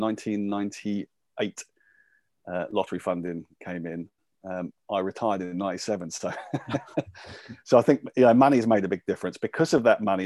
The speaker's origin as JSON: {"language": "English", "town": "Luton", "region": "East of England", "country": "United Kingdom", "tie": "born or raised there", "said": "I was born and brought up in Luton"}